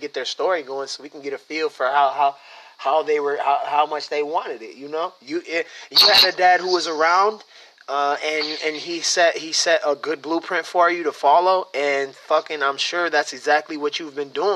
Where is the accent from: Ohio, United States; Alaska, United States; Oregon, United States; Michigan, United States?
Michigan, United States; I'm from Michigan